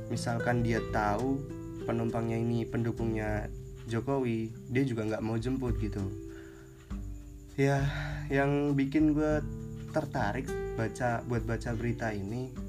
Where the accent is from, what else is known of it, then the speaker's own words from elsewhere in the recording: Pekalongan, Central Java, Indonesia; soalnya gini di uh, di daerah gue di Pekalongan nih lagi musim transisi gitu